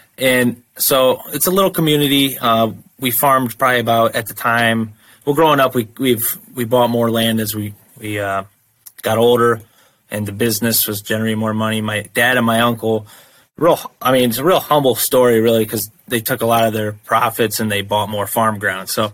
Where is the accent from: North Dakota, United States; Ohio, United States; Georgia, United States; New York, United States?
Ohio, United States; Toledo area, Northwest; grew up in Northwest Ohio